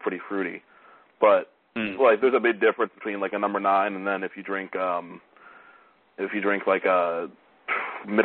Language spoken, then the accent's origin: English; Stamford, Connecticut, United States; my hometown in Stamford